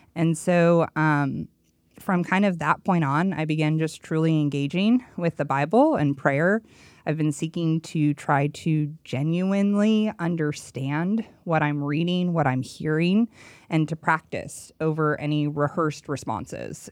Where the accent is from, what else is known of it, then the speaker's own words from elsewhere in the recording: Los Angeles, California, United States; accent: Valley Girl; moved away; born and raised in Los Angeles, and I spent twenty-seven years, so I have a legit Valley Girl accent